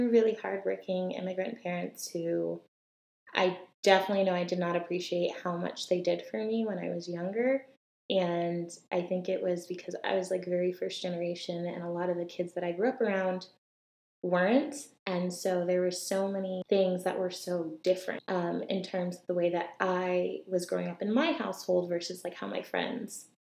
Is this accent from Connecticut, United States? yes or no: yes; Connecticut, United States; I grew up in Connecticut to immigrant Jamaican parents